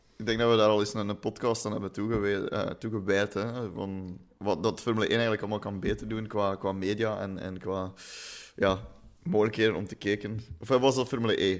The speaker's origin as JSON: {"language": "Dutch", "region": "Flanders", "country": "Belgium", "said": "we zijn Vlamingen"}